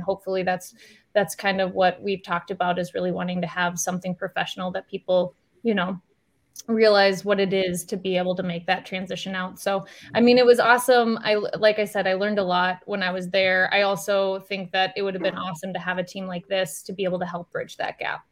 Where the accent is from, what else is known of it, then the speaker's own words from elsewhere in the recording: Iowa, United States; I'm from Iowa